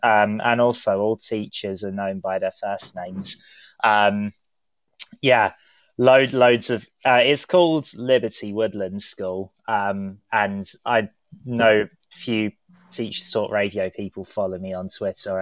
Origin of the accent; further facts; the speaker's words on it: London, United Kingdom; I am a Londoner myself